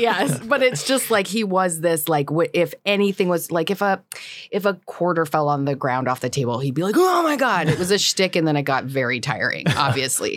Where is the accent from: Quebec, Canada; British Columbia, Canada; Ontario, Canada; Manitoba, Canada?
British Columbia, Canada; Whistler; I grew up in Whistler